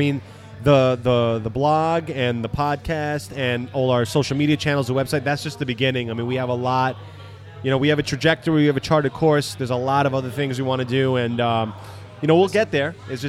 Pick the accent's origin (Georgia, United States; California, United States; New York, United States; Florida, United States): New York, United States; New York City; we're from Queens.